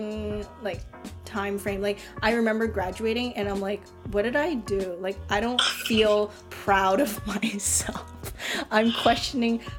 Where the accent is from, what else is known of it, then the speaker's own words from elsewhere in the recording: Canada; I'm a Canadian born Asian